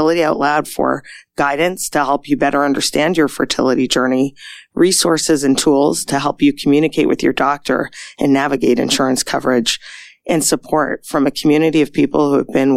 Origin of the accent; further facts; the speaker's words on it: Canada; now in United States; I'm originally from Canada